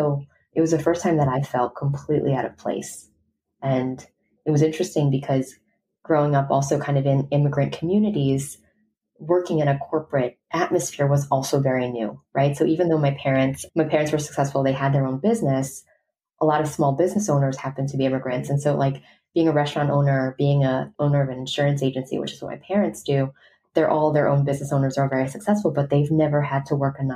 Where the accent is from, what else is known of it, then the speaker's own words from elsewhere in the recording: New York City, New York, United States; I was born and raised in New York City